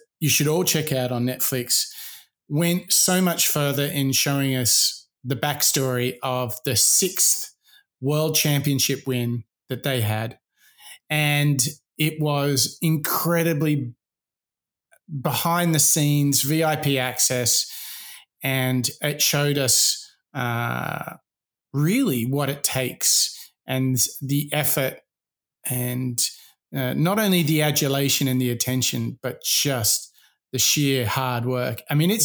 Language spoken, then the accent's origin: English; Sydney, New South Wales, Australia; growing up in Sydney, Australia